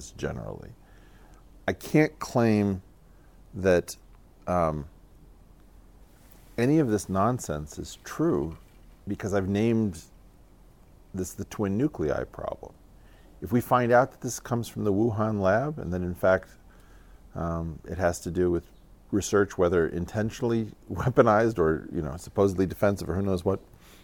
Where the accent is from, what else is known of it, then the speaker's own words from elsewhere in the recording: United States; I'm American